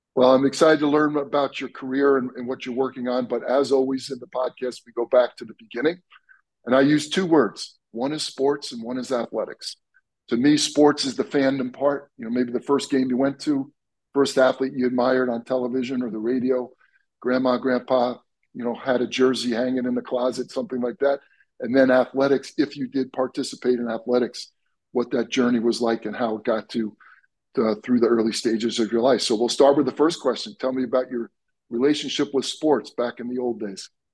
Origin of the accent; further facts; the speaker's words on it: Long Island, New York, United States; I grew up on Long Island in New York